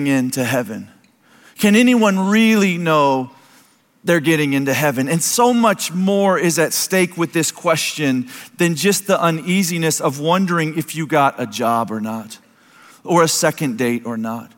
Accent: United States; I'd be born to America

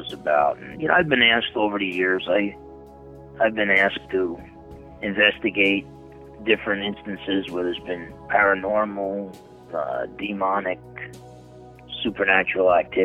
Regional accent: Newark, New Jersey, United States; I was born on January 1st, 1960, in Newark, New Jersey

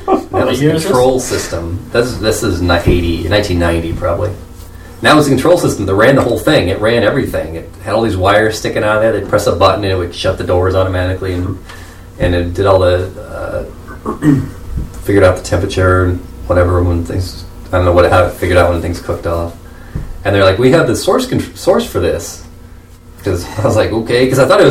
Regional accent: Southern Illinois, United States; the area I grew up in Southern Illinois

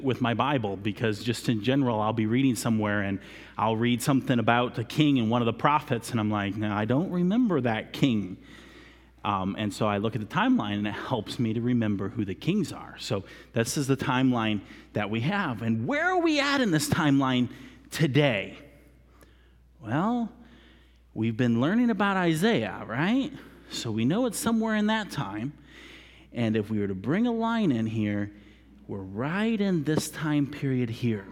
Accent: United States; being an American, we are very chronological-minded people

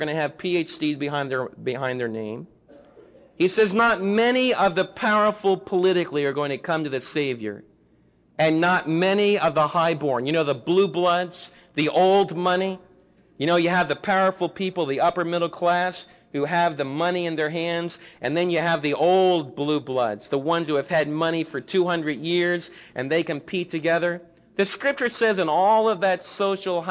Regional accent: New York City, New York, United States; now in Midlothian, United States; I was raised in Manhattan.

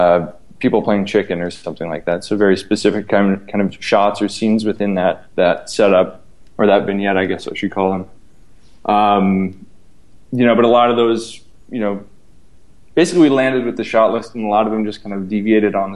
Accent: Midwest, United States; growing up in the Midwest

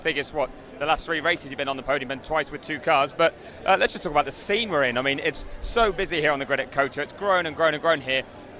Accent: United Kingdom; I'm British

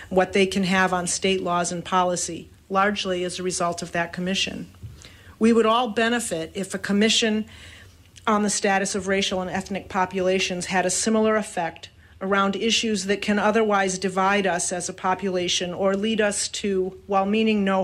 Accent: Portland, Maine, United States; In 2013, after spending 12 years in Washington, D.C., I moved back to my hometown of Portland, Maine

